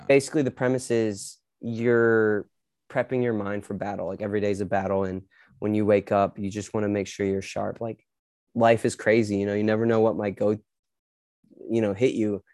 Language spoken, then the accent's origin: English; Arkansas, United States; moved away; I grew up in Arkansas